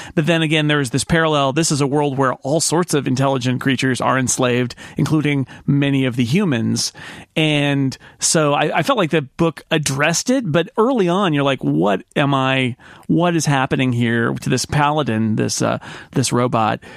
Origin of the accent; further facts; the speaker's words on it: United States; as American readers